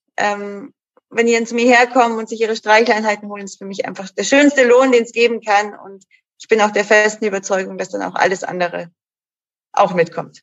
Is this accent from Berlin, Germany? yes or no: no; Munich, Bavaria, Germany; bin auch eine gebürtige Münchnerin